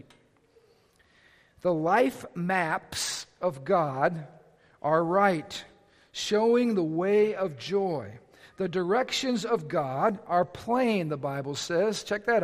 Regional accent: Lake County, Indiana, United States; I was raised right here in Lake County, Indiana. I'm a region rat.

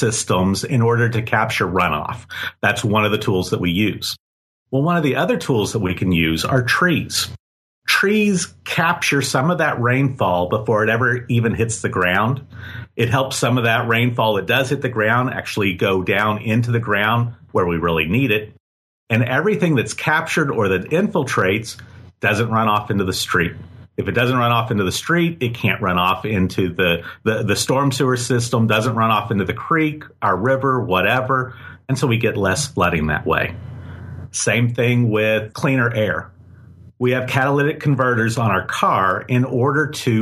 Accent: Tulsa, Oklahoma, United States; born or raised there; now in Texas, United States

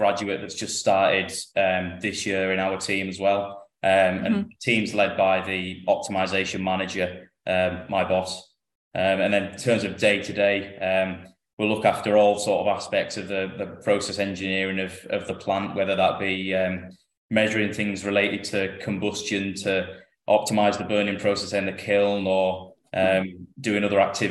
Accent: Lake District, North West England, United Kingdom; moved away as an adult; also born or lived in Cardiff; I'm from the Lake District in the north of England, so it's about 300 miles to where I work now

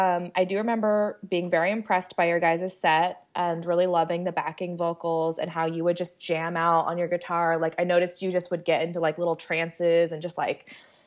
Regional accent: California, United States; I'm from California

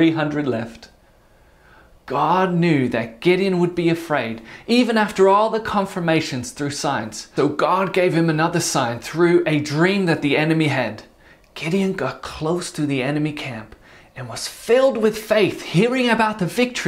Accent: Netherlands; I was born in the Netherlands and grew up there

